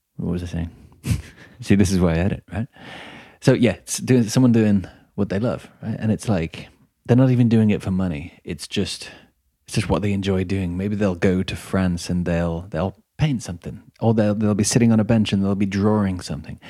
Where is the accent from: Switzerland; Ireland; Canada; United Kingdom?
United Kingdom; England; I'm from England as well